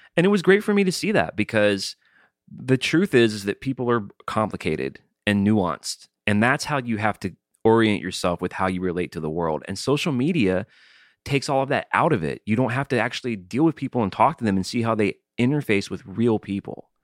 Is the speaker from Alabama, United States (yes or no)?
yes; Alabama, United States; I'm from Alabama